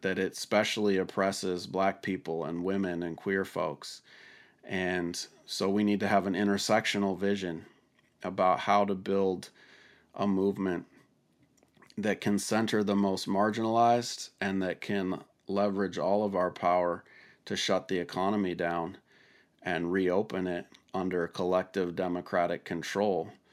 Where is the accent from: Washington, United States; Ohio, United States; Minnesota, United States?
Washington, United States; my home state of Washington